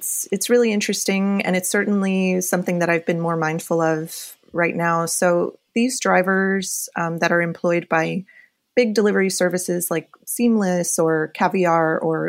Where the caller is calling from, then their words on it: New York City, New York, United States; I am calling from my apartment in Windsor Terrace, Brooklyn, so just south of Prospect Park, which is a very busy zone.